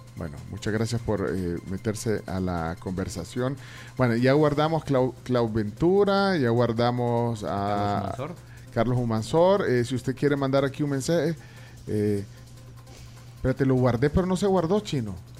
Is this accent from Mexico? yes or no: no; El Salvador; queremos los salvadoreños